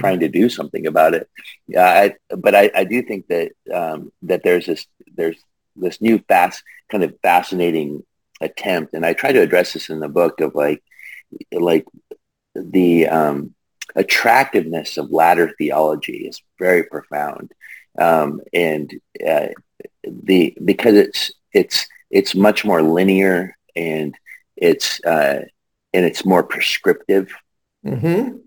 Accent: Longview, Washington, United States; also born or lived in Rainier, Oregon; I grew up in the Pacific Northwest, uh, just outside of Portland, uh, kind of in between Portland and Seattle, on the Columbia River in a depressed mill town called Longview, Washington

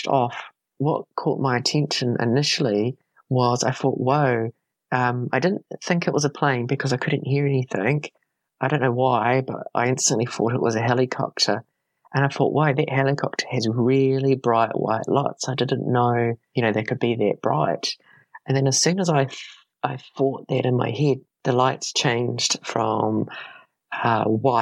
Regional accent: Carterton, Wellington, New Zealand; my hometown in Carterton

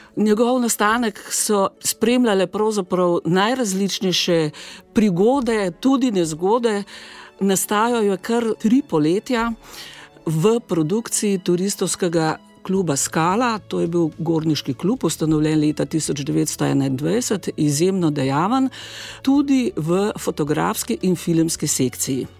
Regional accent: Slovenia; Slovenci smo

